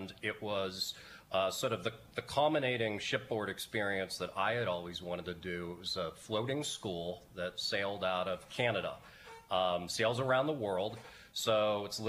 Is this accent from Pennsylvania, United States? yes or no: yes; Erie, Pennsylvania, United States; moved away; also born or lived in Houston, Texas; my hometown ship, the Niagara